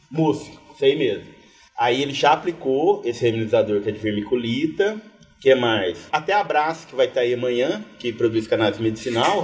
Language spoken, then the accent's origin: Portuguese; Batatais, São Paulo, Brazil; moved away as an adult; also born or lived in Piauí / Pombal; now in Areia, Brazil; eu sou do interior de São Paulo, sou da cidade que chama Batatais, é perto de Ribeirão Preto, ali nordeste do estado de São Paulo.